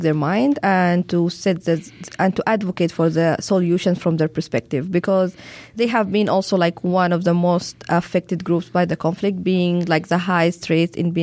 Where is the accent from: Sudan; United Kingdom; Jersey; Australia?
Sudan; I'm from Sudan